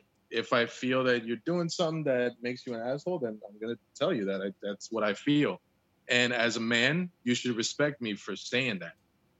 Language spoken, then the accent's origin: English; New Jersey, United States; moved away as an adult; I'm originally from New Jersey, born and raised.